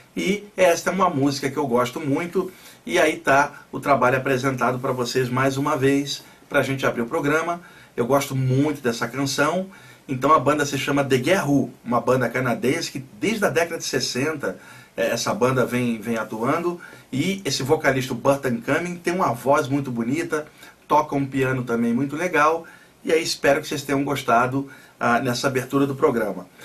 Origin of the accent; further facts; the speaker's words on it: Rio de Janeiro, Brazil; now in São Paulo, Brazil; sou do Rio, mas eu moro aqui há muitos anos